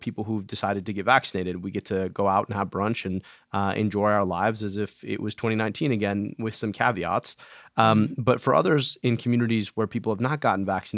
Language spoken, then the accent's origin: English; Michigan, United States; my home state of Michigan